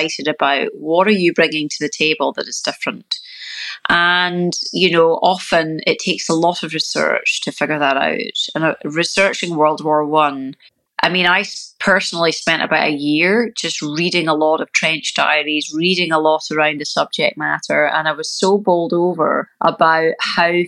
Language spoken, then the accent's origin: English; Scotland, United Kingdom; moved away as an adult; now in California, United States; when you grow up in Scotland